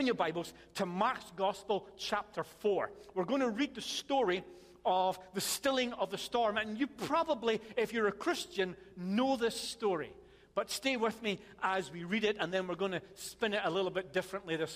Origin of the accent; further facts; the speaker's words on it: Scotland, United Kingdom; I'm Scottish